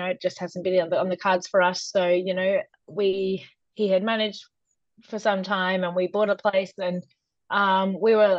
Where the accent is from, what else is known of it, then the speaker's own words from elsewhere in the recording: Riverina, New South Wales, Australia; now in Western District, Victoria, Australia; I grew up in the Riverina